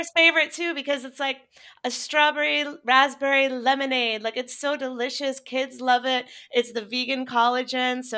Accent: Chapel Hill, North Carolina, United States; I'm from Chapel Hill

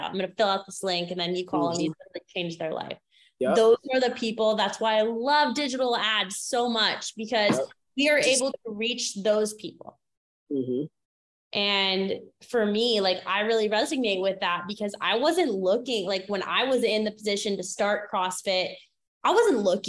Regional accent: Maine, United States; I grew up in Maine

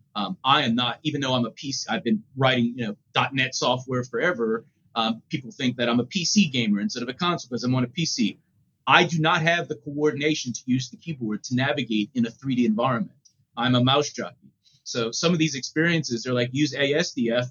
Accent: New Orleans, Louisiana, United States; growing up in New Orleans

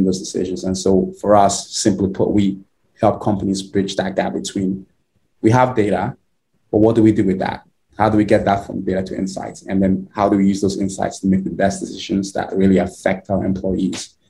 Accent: Nigeria; now in United States; I am originally from Nigeria. Grew up in Nigeria. My early years and been in the US for over 10 years now.

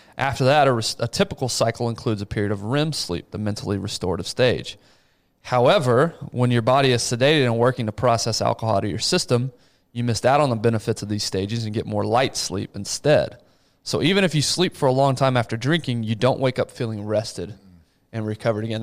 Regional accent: Abilene, Texas, United States; I grew up in Abilene.

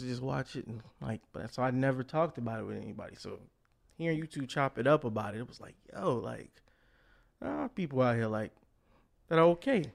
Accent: Chicago, Illinois, United States; also born or lived in Hazel Crest, Illinois; born and raised in Chicago

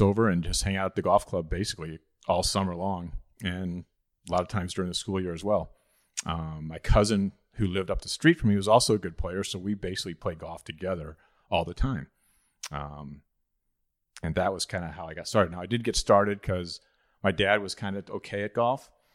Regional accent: Belleville, Illinois, United States; I grew up in Belleville, Illinois, which is just across the river from Saint Louis, Missouri.

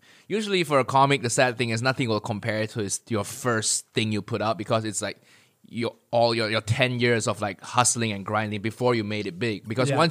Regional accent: Malaysia; moved away; I watched 1-6 as a Malaysian kid in Malaysia.

